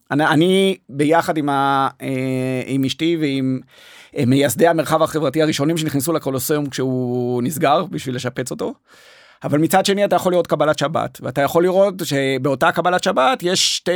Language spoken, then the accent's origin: Hebrew; Jerusalem, Jerusalem District, Israel; moved away as an adult; now in Tel Aviv, Israel; אני נולדתי וגדלתי בירושלים, ועברתי לתל אביב ללימודי אדריכלות בגיל 23